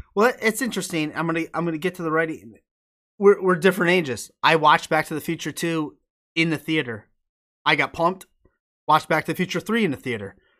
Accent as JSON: {"language": "English", "region": "upstate New York", "country": "United States", "tie": "born or raised there", "said": "My hometown is, it's in New York. It's in upstate New York, even farther than Albany, uh, nor, uh, it's, like, right on the border of Vermont"}